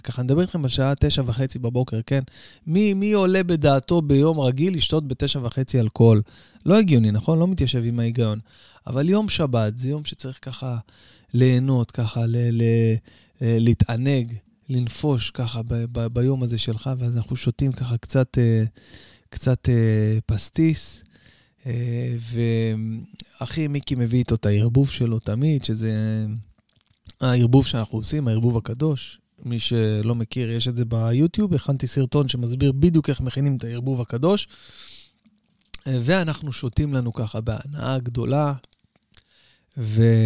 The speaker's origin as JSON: {"language": "Hebrew", "town": "Bat Yam", "region": "Tel Aviv District", "country": "Israel", "said": "אצלנו בבת ים, אוקיי? אה, הייתי מתפלל שנים על גבי שנים על גבי שנים, בעצם מאז שאני זוכר את עצמי, בבית כנסת המרכזי בבת ים"}